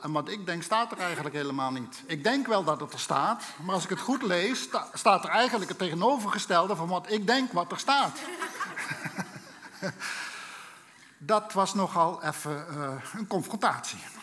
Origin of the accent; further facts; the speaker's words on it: Limburg, Netherlands; Ik ben opgegroeid in een, eh, in een Limburgs gezin